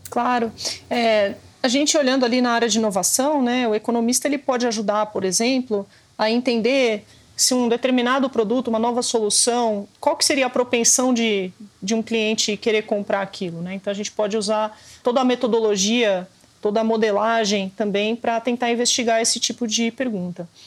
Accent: São Paulo, Brazil; Como paulistana nascida e criada

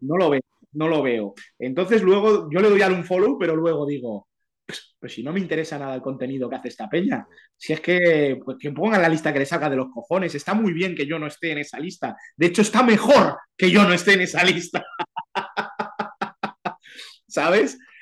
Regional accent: a village in Santander, Cantabria, Spain; moved away; also born or lived in Madrid; vengo de un pueblo de Santander

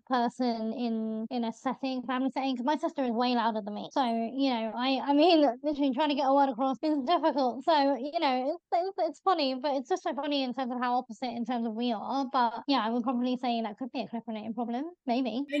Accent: London, United Kingdom; I'm from Northwest

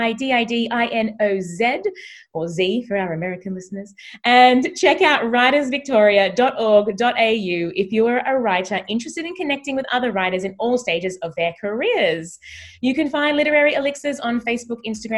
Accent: Australia; as an Australian

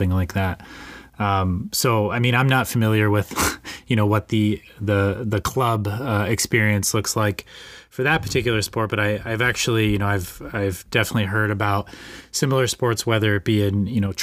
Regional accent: Fort Collins, Colorado, United States; moved away as an adult; now in Ann Arbor, United States; I grew up in Fort Collins with that university in my backyard

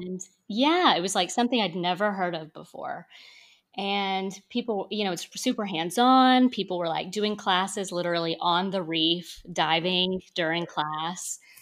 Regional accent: North Texas, United States; also born or lived in Austin, Texas; I'm from Texas. I'm from a town in, in North Texas

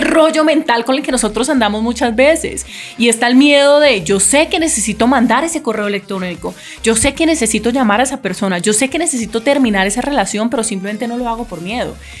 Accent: Cali, Valle del Cauca, Colombia; Yo soy caleña y me gusta la salsa

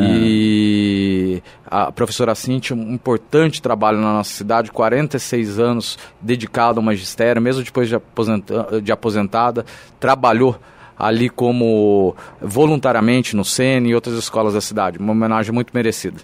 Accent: São José dos Campos, São Paulo, Brazil; moved away as an adult; now in Jacareí, Brazil; nasci em São Paulo, minha vida. É, meus pais moram em São José dos Campos, é, minha vida inteira foi aqui em São José dos Campos

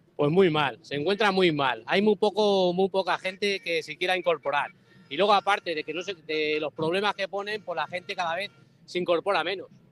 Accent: a village near El Barco de Ávila, Castile and León, Spain; Yo soy de un pueblo cerca de Barco de Ávila. En mi pueblo hacía 25 años, hace 25 años había como 3.000 vacas

